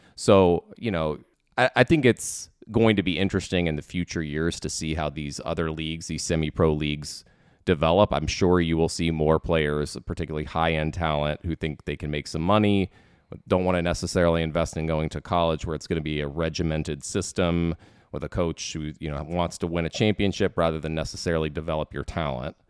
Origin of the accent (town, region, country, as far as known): Washington, District of Columbia, United States; born or raised there